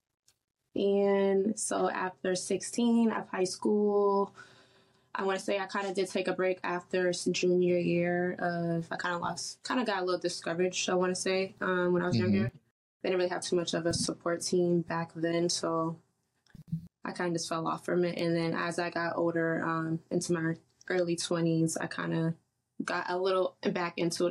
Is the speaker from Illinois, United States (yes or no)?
no; Boston, Massachusetts, United States; from Boston, Mass. I originally grew up in Mattapan, Hyde Park.